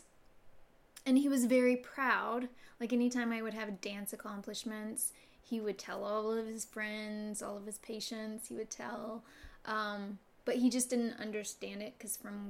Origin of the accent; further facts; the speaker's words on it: Harlan, Kentucky, United States; I grew up in Harlan, Kentucky, which is a really small coal